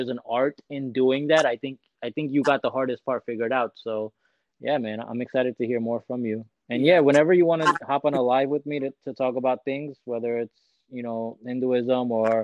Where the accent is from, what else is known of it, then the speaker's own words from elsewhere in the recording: United States; I'm an Indian American